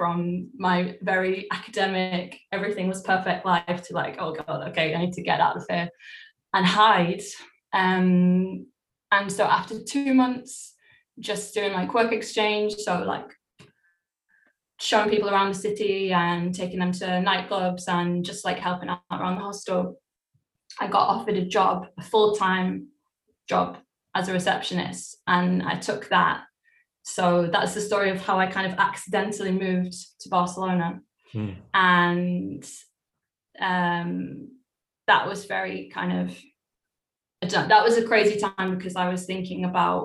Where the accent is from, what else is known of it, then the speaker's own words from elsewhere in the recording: Cheshire, North West England, United Kingdom; also born or lived in Cleethorpes / Dublin, Ireland; we settled in Cheshire. So I grew up from, like, the age of 3 or 4 until I was 18, 19. I was in a town in Cheshire